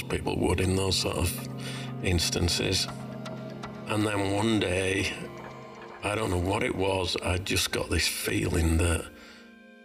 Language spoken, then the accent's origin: English; Leeds, Yorkshire and the Humber, United Kingdom; moved away as an adult; now in Australia; I was born in Leeds, Yorkshire, in the UK. Moved over to Australia in 1995, but this is where I call home.